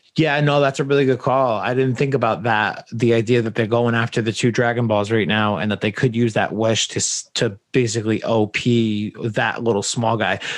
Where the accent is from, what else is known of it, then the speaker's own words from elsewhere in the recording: New England, United States; I grew up in New England